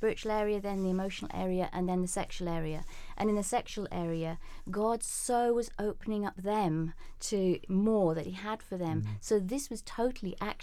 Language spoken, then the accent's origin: English; United Kingdom; we're British